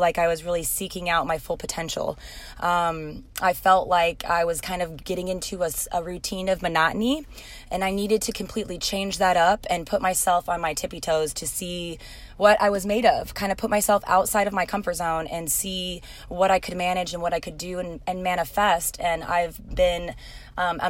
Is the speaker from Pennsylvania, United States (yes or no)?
no; Moline, Illinois, United States; moved away as an adult; also born or lived in Silvis, Illinois / California; now in Southern California, United States; I am from Moline, Illinois. I went to Moline High School. I was born in Silvis at Illini